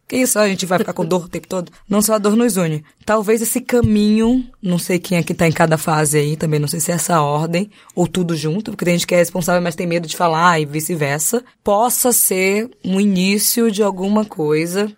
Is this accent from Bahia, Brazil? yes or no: yes; Salvador, Bahia, Brazil; saí do Nordeste de Amaralina para outros lugares